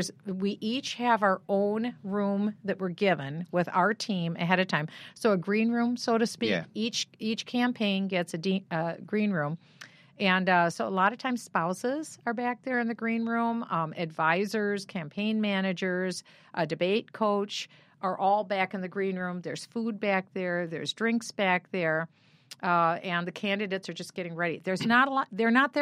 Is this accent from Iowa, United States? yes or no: yes; Iowa, United States; I was born in Iowa and I was from Iowa.